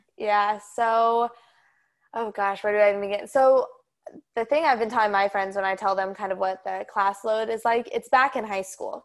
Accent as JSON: {"language": "English", "region": "Colorado", "country": "United States", "tie": "born or raised there", "also_born_or_lived": "Nebraska", "moved": "as an adult", "said": "I'm from Colorado, and I've been living in Colorado since, obviously, I was born, lived in the same house, same school district"}